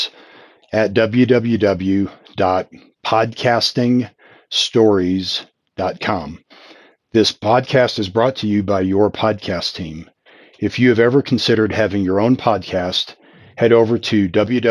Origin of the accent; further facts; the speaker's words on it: United States; as an American, I'm just cognizant of the fact that we tend to speak fewer languages